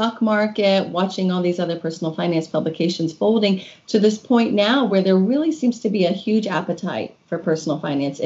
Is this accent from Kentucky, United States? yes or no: yes; Kentucky, United States; moved away as an adult; also born or lived in Washington, D.C.; My husband and I moved back to Kentucky, which is my home state